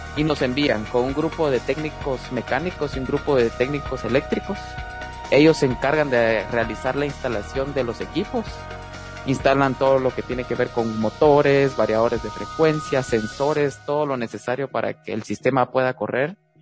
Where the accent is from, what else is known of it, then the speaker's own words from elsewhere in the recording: Guatemala; moved away as an adult; now in Louisville, United States; el primer guatemalteco dentro de esta industria